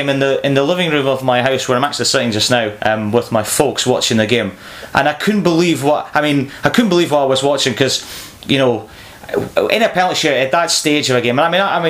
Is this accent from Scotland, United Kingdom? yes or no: yes; Scotland, United Kingdom; as a Scotsman